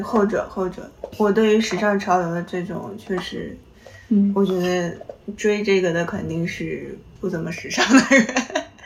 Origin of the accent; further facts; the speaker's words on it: Xinjiang, China; now in Shanghai, China; 我说我新疆